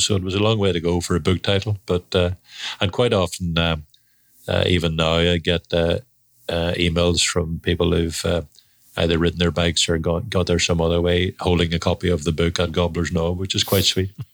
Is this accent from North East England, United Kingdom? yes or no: no; Belfast, Northern Ireland, United Kingdom; Belfast in Northern Ireland